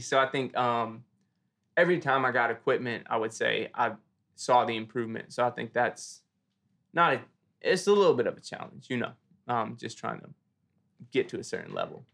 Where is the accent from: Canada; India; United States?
United States; Philadelphia, Pennsylvania; I grew up in Germantown, born and raised Philly